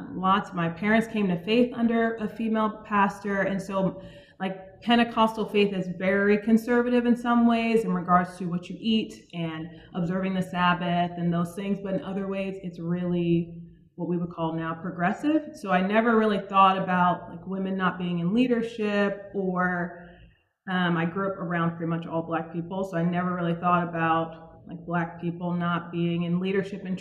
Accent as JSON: {"language": "English", "town": "Suitland", "region": "Maryland", "country": "United States", "tie": "born or raised there", "said": "So I'm originally from Maryland. I grew up in a town right outside of Washington, D.C. called Suitland"}